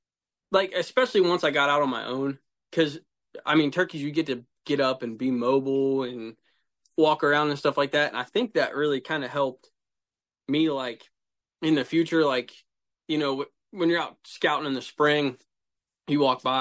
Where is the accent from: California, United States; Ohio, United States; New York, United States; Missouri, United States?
Ohio, United States; I'm from Central Ohio.